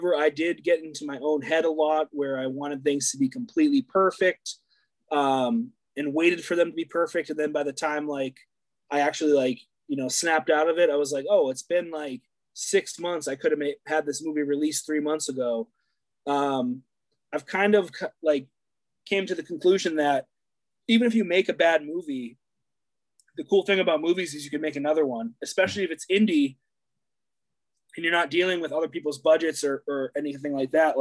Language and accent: English; New Hampshire, United States; growing up in New Hampshire